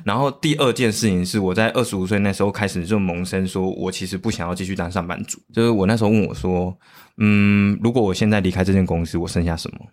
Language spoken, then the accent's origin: Chinese; Changhua County, Taiwan; moved away as an adult; now in Taipei, Taiwan; 我是北漂嘛，我是，我是彰化人，但是我北漂到台北